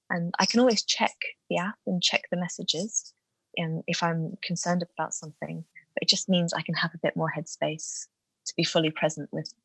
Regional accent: South Africa; moved away; I grew up in South Africa

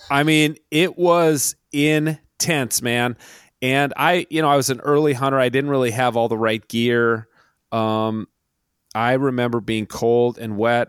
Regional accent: Minneapolis, Minnesota, United States; I grew up in the Twin Cities

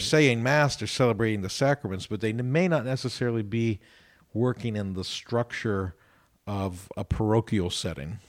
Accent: Youngstown, Ohio, United States; now in Columbus, United States; I'm from Ohio. I'm originally from Youngstown.

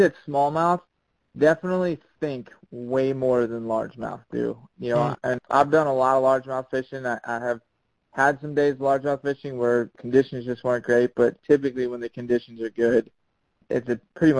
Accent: Chesapeake Bay area, United States; I do a lot of saltwater fishing growing up in the Chesapeake

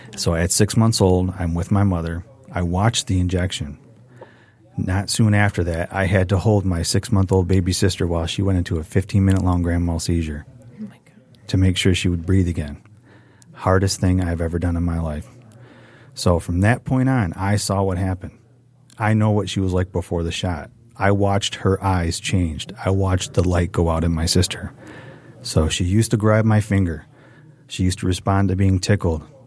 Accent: Redford, Michigan, United States; I grew up with in Redford

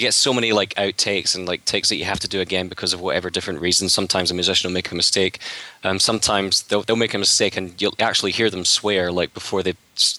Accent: Scotland, United Kingdom; being a Scotsman

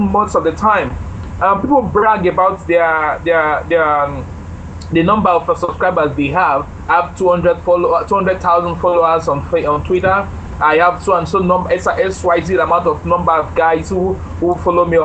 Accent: Nigeria; I am a Nigerian, true and true, a Nigerian, very proud to be.

